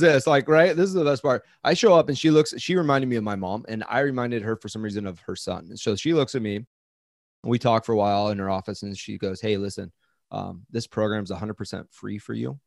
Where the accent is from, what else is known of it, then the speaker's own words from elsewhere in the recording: Coeur d'Alene, Idaho, United States; moved away as an adult; also born or lived in Southern California / Seattle, Washington; now in Hawaii, United States; I grew up in Coeur d'Alene, Idaho.